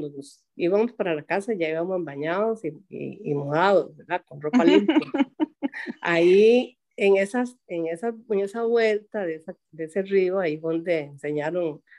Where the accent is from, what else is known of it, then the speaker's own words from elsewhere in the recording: Puerto Jiménez, Puntarenas, Costa Rica; born there; yo nací en Puerto Jiménez, en la casa de mi abuela Casilda